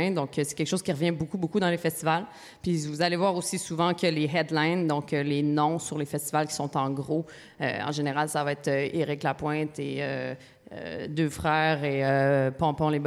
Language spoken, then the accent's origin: French; Gatineau, Quebec, Canada; Oui, je viens de Gatineau.